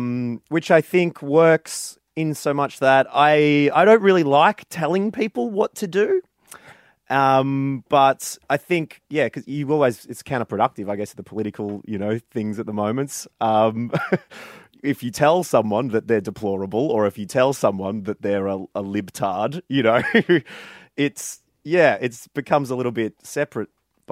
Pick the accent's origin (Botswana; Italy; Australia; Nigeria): Australia; Warrnambool, Victoria; I ran around my hometown of Warrnambool and got 100 signatures, some of which were people I knew, some of which I didn't know, and handed it into the Australian Electoral Commission